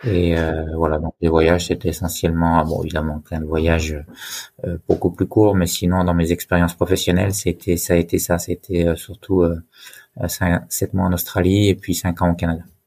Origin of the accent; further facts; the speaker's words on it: Haut-Jura, Bourgogne-Franche-Comté, France; moved away as an adult; also born or lived in Besançon / Lyon; je suis originaire du Jura, du Haut-Jura, et j'en suis fier